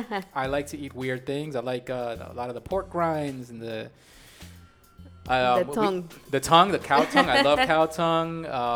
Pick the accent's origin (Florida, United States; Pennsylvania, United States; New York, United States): New York, United States; I was born here in New York. My grandparents were back in Colombia. And my family here in New York was very small, being in New York. It was just my brother, myself, my mom, my dad.